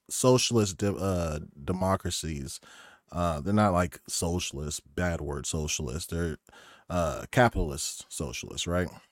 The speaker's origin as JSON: {"language": "English", "region": "Oklahoma", "country": "United States", "also_born_or_lived": "Stavanger, Norway", "moved": "as an adult", "lives_now": "Norway", "said": "I'm from Oklahoma"}